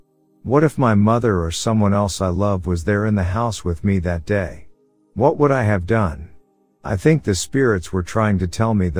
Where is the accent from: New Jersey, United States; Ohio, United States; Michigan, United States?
New Jersey, United States; I grew up in New Jersey.